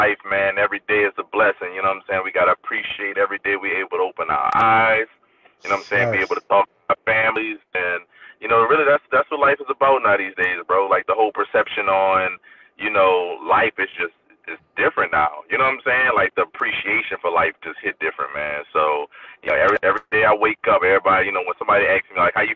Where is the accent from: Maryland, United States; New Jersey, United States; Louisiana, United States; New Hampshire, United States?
Louisiana, United States; New Orleans; moved away; growing up in New Orleans, I'm originally from New Orleans